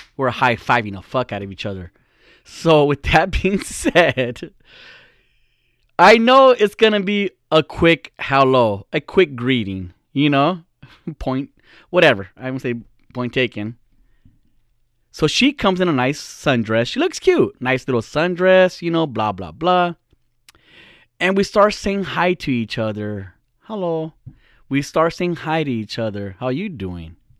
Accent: California, United States; we're from California. I'm a Californian

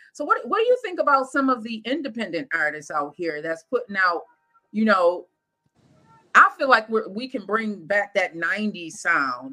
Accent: Lackawanna, New York, United States; also born or lived in Buffalo; my hometown of Lackawanna

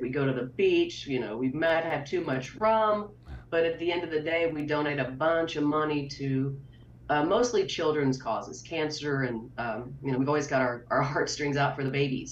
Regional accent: Milano, Texas, United States; I've grown up here

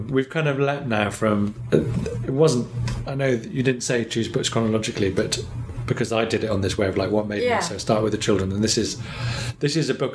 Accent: England, United Kingdom; I'm so English

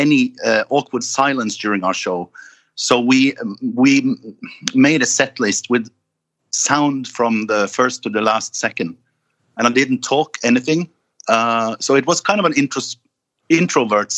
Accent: Norway; my hometown, which is small, well, 100,000, it's the sixth biggest city in Norway

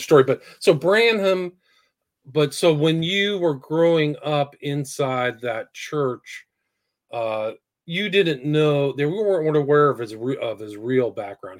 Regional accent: California, United States; I grew up in California

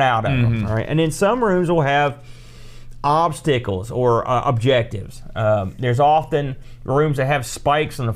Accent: United States; I'm American

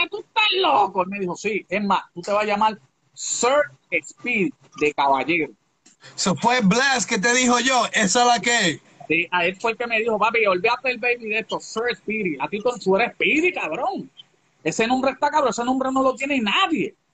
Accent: Holland, Massachusetts, United States; born there; moved away; also born or lived in Puerto Rico; Yo nací en Holland, Massachusetts. Oh, Massachusetts, ok. Eh, okay. Es de, Boston. Entonces, pues llego allá a Puerto Rico

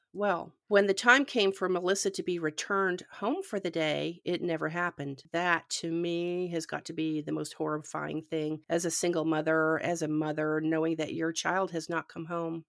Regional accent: Canada; moved away; I'm originally from Canada

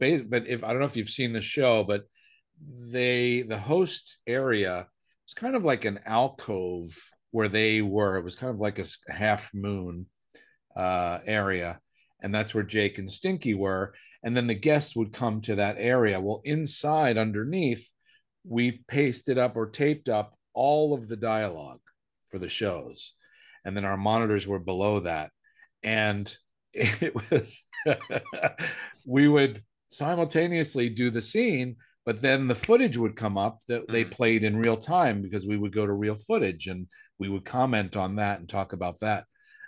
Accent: Willingboro, New Jersey, United States; moved away; also born or lived in New York City / California; we were both from Willingboro, New Jersey.

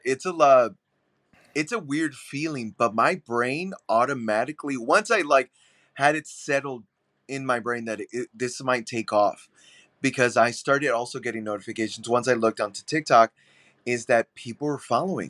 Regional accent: San Antonio, Texas, United States; now in Chicago, United States; I'm born and raised in San Antonio, Texas. I moved to Chicago, though, but yeah, born and raised in San Antonio

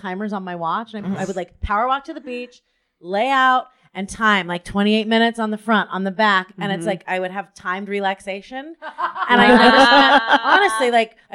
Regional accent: Southern California, United States; also born or lived in Kearney, Nebraska; now in New York, United States; So I grew up mostly in Southern California

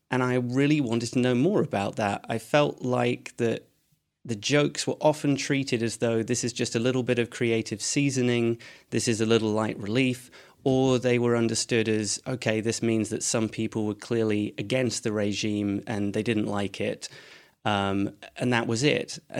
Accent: Edinburgh, Scotland, United Kingdom; Um, so, I'm from uh, Edinburgh, though my accent wouldn't make you think that.

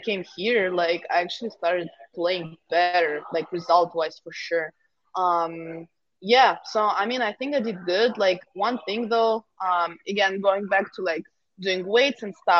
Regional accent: Moscow, Russia; moved away as an adult; also born or lived in Milwaukee; I'm from Moscow. I'm from the city

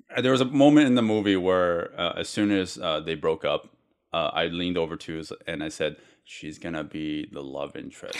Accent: United States

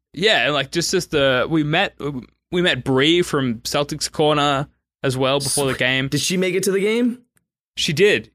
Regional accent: Sydney, New South Wales, Australia; I'm from Sydney, Australia

